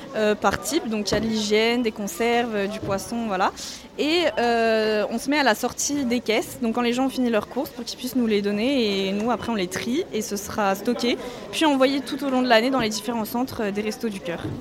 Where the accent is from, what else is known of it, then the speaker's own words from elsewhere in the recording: Melun, Île-de-France, France; je viens de Melun et je suis étudiante à Paris